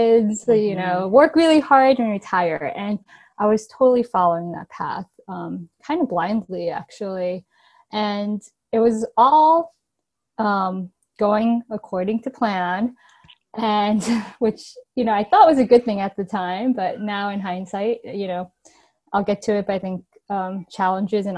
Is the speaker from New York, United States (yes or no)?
yes; New York, United States; I grew up in New York and I live in New York City currently.